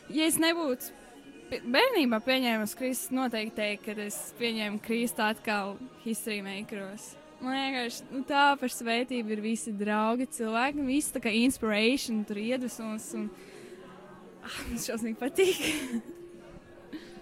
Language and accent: Latvian; Liepāja, Kurzeme, Latvia; es esmu no Liepājas